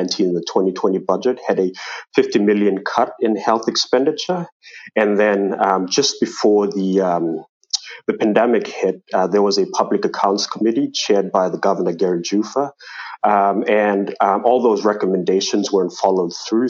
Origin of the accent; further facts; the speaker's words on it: Manus Province, Papua New Guinea; now in Port Moresby, Papua New Guinea; I've traveled to my hometown in Manus